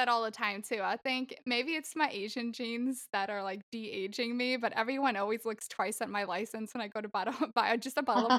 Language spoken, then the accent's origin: English; Sweden; moved away as an adult; also born or lived in Long Island, New York, United States; I lived there until I was 3 and a half, and then we moved to Sweden. And that's where I grew up, man. I was there from when I was 3 and a half to 19. So in 2010, which totally gives away my age. I'm 30 this year.